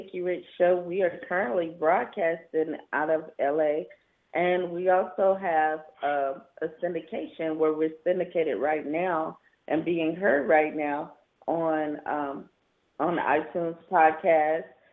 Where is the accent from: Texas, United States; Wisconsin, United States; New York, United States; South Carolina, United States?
South Carolina, United States; Seneca; now in Los Angeles, United States; I'm also from South Carolina as well. A little small town, Seneca, South Carolina, near Clemson